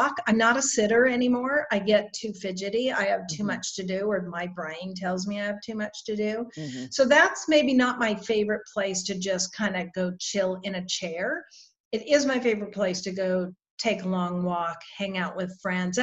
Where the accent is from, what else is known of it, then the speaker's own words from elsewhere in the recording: Reno, Nevada, United States; also born or lived in Australia; now in Jacksonville, United States; I was born and raised in Reno, Nevada